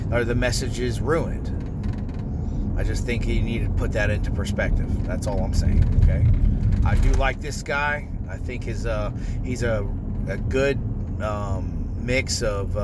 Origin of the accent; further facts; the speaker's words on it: North Florida, United States; I grew up born and raised in North Florida, where country music is pretty popular here